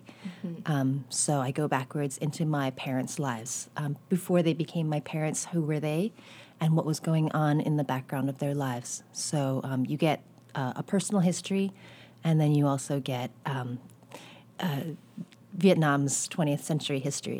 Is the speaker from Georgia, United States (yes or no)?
no; San Diego, California, United States; also born or lived in New York; now in Berkeley, United States; I grew up in Southern California, in San Diego, where everything's far apart, mm-hmm. and the weather's great. It's always, like, 70-something degrees, and you're close to the beach, but you have to drive everywhere.